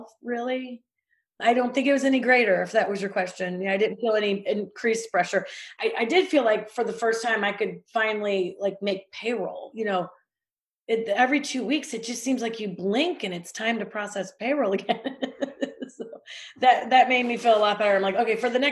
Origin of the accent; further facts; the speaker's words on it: Missouri, United States; I'm from Missouri